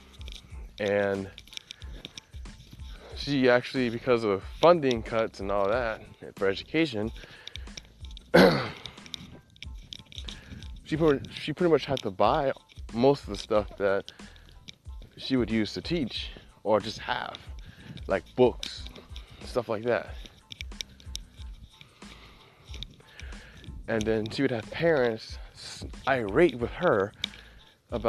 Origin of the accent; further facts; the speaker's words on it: United States; I'm from the United States